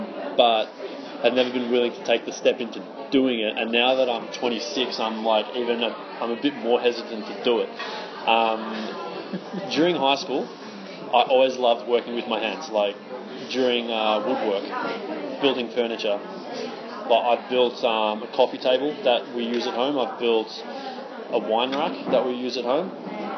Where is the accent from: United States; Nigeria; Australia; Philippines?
Australia; Melbourne, Victoria; moved away as an adult; now in Seville, Spain; I'm from Melbourne